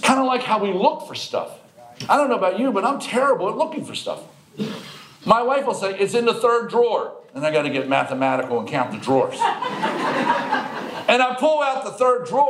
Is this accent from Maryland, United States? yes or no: yes; Baltimore, Maryland, United States; I was born and raised in Baltimore